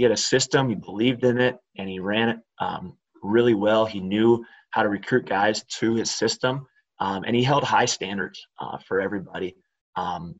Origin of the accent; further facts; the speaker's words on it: River Falls, Wisconsin, United States; I grew up in River Falls, Wisconsin